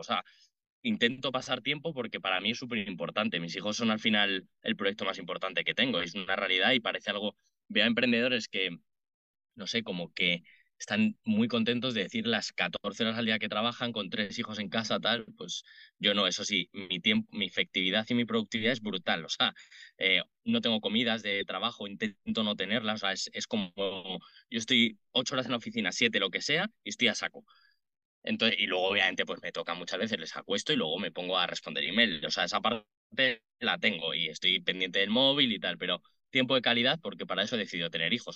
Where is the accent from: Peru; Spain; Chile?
Spain; Madrid, Community of Madrid; also born or lived in Dublin; nací en Madrid, vivo en Madrid